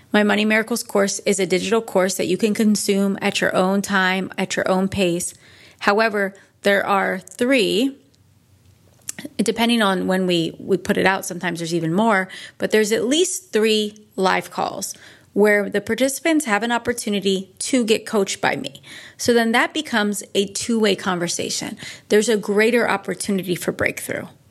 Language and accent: English; Northeast, United States; now in California, United States; I'm from the Northeast.